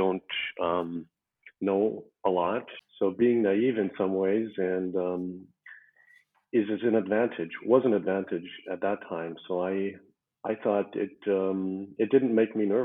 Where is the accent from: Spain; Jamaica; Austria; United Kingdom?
Austria; Tyrol; moved away as an adult; also born or lived in United States / Tokyo, Japan; now in Vienna, Austria; I was born in the U.S. To an Algerian father and an Austrian mother. And I was raised in Tirol, basically, from the age of 7.